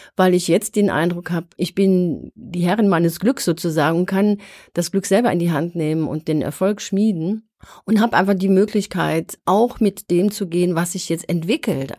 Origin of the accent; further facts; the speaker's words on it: Germany; wir Deutschen